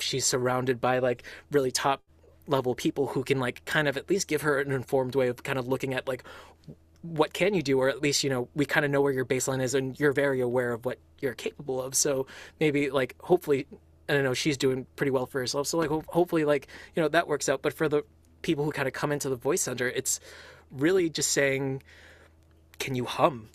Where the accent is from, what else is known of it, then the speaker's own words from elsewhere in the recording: Los Angeles, California, United States; now in Boston, United States; I was born, if I'm recalling this right, like in East Hollywood, like so, like in LA proper itself